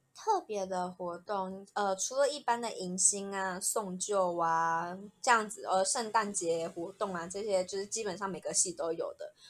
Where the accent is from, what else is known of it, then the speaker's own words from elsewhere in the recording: Hsinchu, Taiwan; moved away as an adult; 家乡新竹